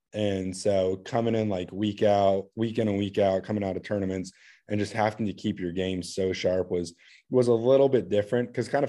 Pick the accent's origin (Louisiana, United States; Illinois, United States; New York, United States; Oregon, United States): Oregon, United States; Bandon; Just because I felt like with the way that I grew up back in Bandon, like, I wouldn't have the opportunity to get my way into a school like Wake Forest